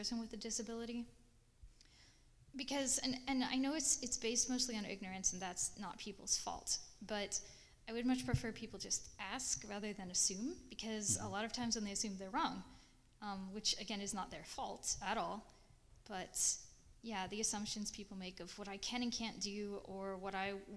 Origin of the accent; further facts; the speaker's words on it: a little town outside Nashville, Tennessee, United States; moved away; also born or lived in Washington, D.C. / Denver, Colorado; I'm from Nashville, Tennessee, actually a little town a bit outside of Nashville. I grew up on a goat farm